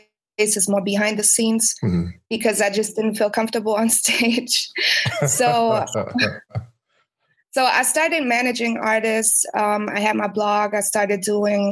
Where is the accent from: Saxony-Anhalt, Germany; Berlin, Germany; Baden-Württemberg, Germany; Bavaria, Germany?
Berlin, Germany; I'm from Berlin, Germany